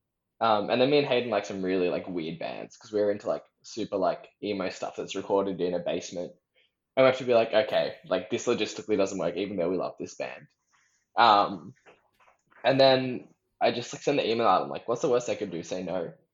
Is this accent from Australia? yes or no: yes; Sydney, New South Wales, Australia; I grew up at the Birdo, growing up in Sydney